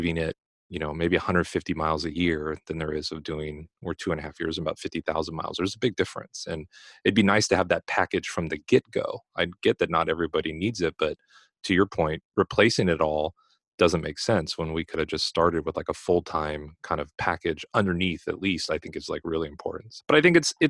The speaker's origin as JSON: {"language": "English", "town": "Los Angeles", "region": "California", "country": "United States", "also_born_or_lived": "South Dakota", "moved": "yes", "said": "I'm from Los Angeles, California. So I'm from one of the earthquake capitals of the world"}